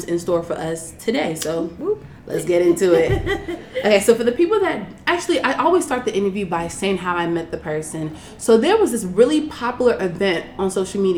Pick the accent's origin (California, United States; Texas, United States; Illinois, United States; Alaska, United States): Illinois, United States; South Suburbs of Chicago; I claim Chicago, but I'm really from the South Suburbs